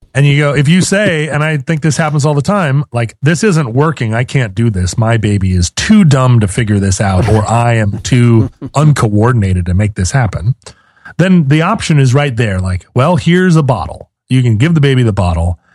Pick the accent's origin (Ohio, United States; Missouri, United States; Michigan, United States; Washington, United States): Washington, United States; Seattle; I'm from Seattle